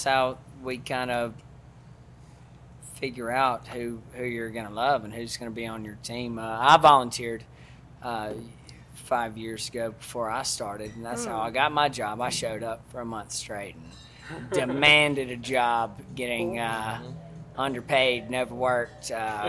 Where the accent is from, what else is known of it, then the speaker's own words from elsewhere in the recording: Mississippi, United States; accent: southern accent, some twang; moved away; Well, I'm from Mississippi.